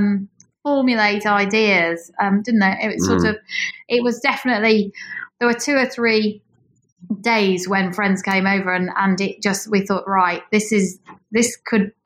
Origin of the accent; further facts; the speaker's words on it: Yorkshire and the Humber, United Kingdom; moved away as an adult; I am from East Yorkshire